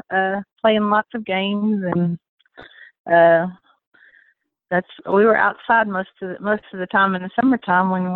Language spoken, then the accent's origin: English; Stanford, Kentucky, United States; I was born in Stamford, Kentucky, October 22nd, 1962, in a little bitty hospital